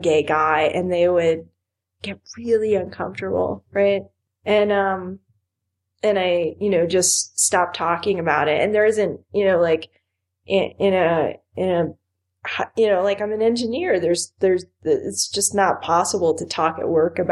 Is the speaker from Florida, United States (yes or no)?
yes; Miami, Florida, United States; moved away; I grew up in Miami.